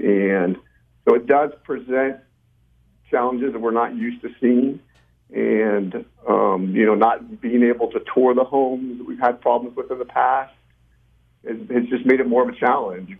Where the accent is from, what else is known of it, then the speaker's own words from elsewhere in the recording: Bakersfield, California, United States; we're from Bakersfield, but we do life in Bakersfield